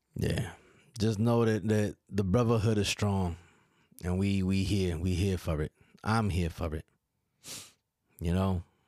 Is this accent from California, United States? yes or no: no; New York, United States; accent: New York; moved away; my, my daughter and my son both emulate my accent a little bit